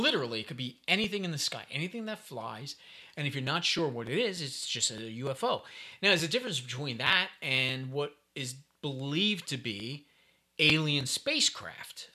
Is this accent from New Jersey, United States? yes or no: no; New York City, New York, United States; I'm from New York City